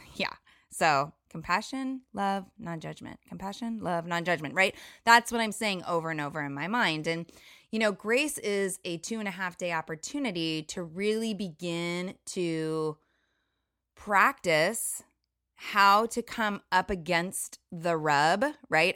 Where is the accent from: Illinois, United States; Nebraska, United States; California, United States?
California, United States; Orange County; moved away as an adult; also born or lived in Costa Rica; now in Washington State, United States; I grew up in Orange County, California, in kind of the bubble of Orange County